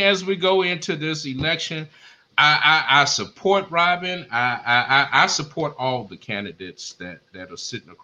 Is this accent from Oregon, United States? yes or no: no; Beaumont, Texas, United States; moved away; I'm from Beaumont. I ain't in Beaumont